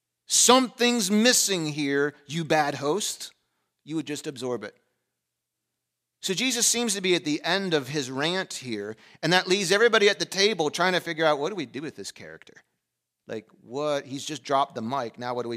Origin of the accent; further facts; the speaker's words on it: Pennsylvania, United States; I grew up in the Western part of the world. in a European family of German descent in a small, we moved around a lot, small town in Pennsylvania.